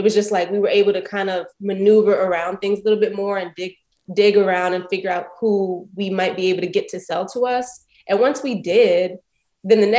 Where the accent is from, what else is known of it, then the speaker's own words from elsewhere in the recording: Prince George's County, Maryland, United States; moved away; also born or lived in Brooklyn; I grew up in Prince George's County, Maryland